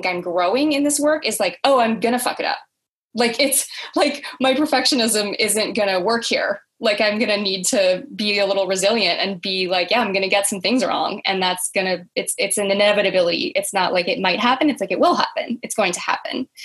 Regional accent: United States; I grew up in America and I'm white

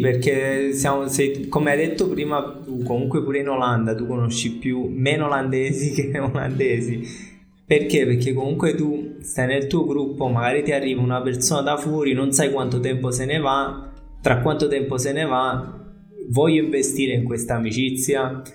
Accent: Piano di Sorrento, Campania, Italy; moved away as an adult; also born or lived in Netherlands / Scotland / Australia / Brazil; io sono di qua, sono nato, sono nato, e cresciuto qua, a Piano di Sorrento

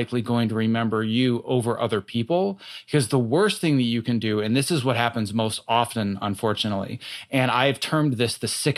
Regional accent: Wisconsin, United States; born or raised there; moved away

